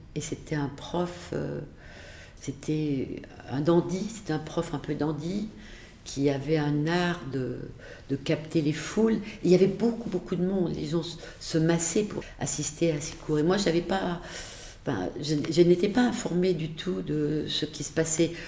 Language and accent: French; Le Chambon-sur-Lignon, Auvergne-Rhône-Alpes, France; moved away as an adult; also born or lived in Beirut, Lebanon / Clermont-Ferrand; Je suis née vraiment au Chambon-sur-Lignon, mais mes parents, euh, donc euh, pour des raisons, euh, finalement la mort de ma grand-mère, mes parents ont, quitté le Chambon pour aller habiter un peu plus loin, dans une maison isolée, une ferme de la Haute-Loire